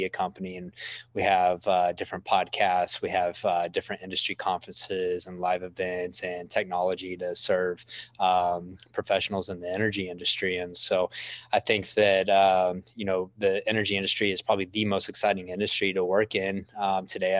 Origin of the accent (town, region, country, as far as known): Midland, Texas, United States; born or raised there